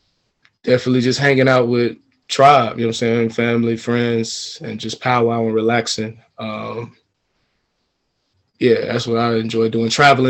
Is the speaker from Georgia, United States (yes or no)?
yes; Atlanta, Georgia, United States; moved away as an adult; also born or lived in China; born and raised in Atlanta, Georgia